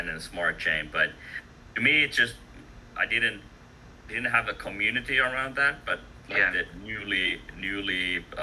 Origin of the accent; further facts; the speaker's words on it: Finland; English is a second language; I'm from Finland, so you know, we had a really active Finnish community